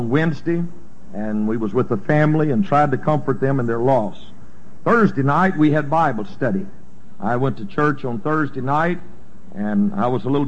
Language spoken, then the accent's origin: English; Louisiana, United States; I'm a native of this state. I was raised over in Gina. Most everybody there calls it Gina, but that's where I'm from